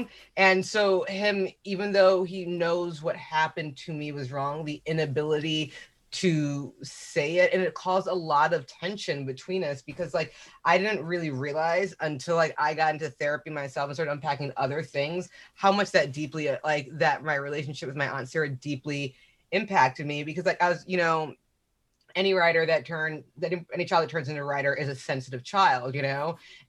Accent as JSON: {"language": "English", "town": "Zaria", "region": "Kaduna State", "country": "Nigeria", "tie": "born there", "said": "but I was born in Zaria, Nigeria. Like my mother was a Muslim Nigerian woman"}